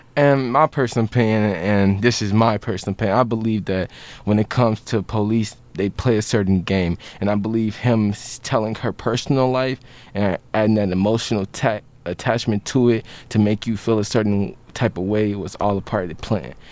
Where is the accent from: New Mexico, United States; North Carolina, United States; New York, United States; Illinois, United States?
Illinois, United States; Chicago; I, I come from Chicago